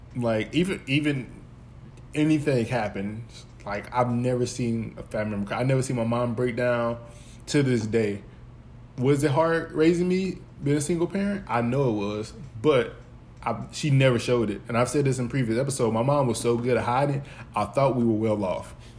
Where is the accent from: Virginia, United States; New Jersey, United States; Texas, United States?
Texas, United States; Dallas; I'm from Dallas, Texas, but I'm from a part of Dallas, Texas called Pleasant Grove